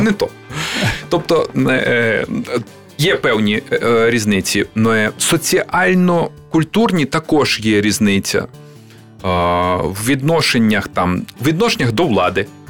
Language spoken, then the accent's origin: Ukrainian; Bukovina, Western Ukraine, Chernivtsi Oblast, Ukraine; now in Kyiv, Ukraine; я приїхав як людина, яка народилася на Буковині на Західній Україні